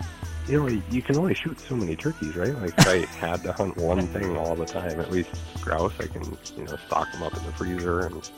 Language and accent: English; Thief River Falls, Minnesota, United States; also born or lived in Roseau, Minnesota; Yeah, born in Roseau and graduated from Thief River Falls.